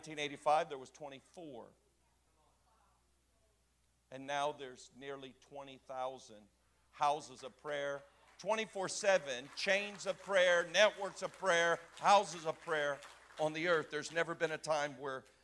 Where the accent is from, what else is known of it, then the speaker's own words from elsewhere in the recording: Florida, United States; moved away as an adult; also born or lived in Cocoa Beach, Florida / Orlando, Florida / Jacksonville, Florida / Kansas City, Missouri; I am a Florida native. I was born in Cocoa Beach and raised and outside of Orlando, and then moved up to just south of the Georgia line outside of Jacksonville